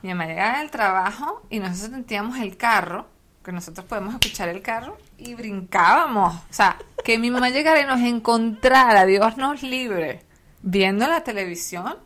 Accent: Venezuela; nosotros como venezolanos

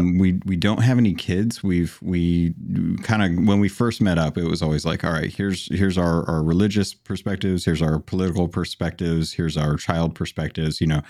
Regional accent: Phoenix, Arizona, United States; moved away as an adult; also born or lived in Alaska; I grew up in Arizona

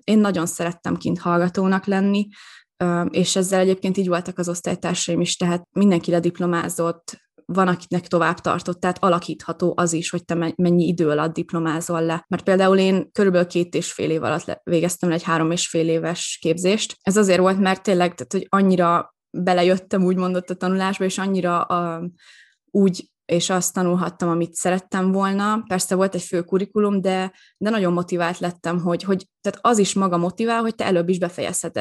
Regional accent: Veszprém, Veszprém County, Hungary; moved away as an adult; also born or lived in Rovaniemi, Finland; én Veszprémi vagyok

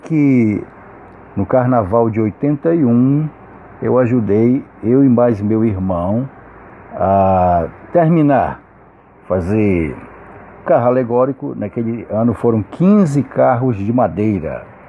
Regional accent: Manaus, Amazonas, Brazil; eu nasci na Praça 14 de Janeiro, eu nasci na casa da minha mãe mesmo

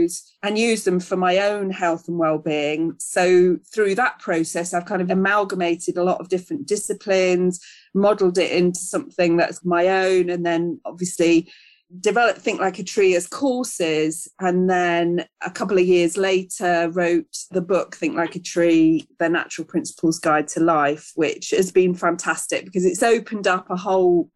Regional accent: Charnwood Forest, East Midlands, United Kingdom; now in South Derbyshire, United Kingdom; I grew up in Charnwood Forest and now live in the National Forest in South Derbyshire.

